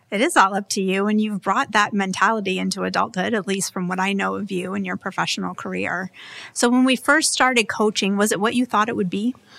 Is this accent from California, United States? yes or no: no; Hingham, Massachusetts, United States; a full-service home design and build business in my hometown on the South Shore of Hingham, Massachusetts.